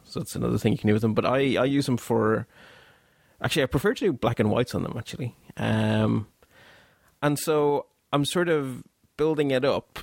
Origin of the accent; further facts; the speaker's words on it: Belgium; now in Ireland; although I live in Ireland and have lived here for a very long time, as you can tell by the accent, I'm not actually from Ireland, I'm actually from Belgium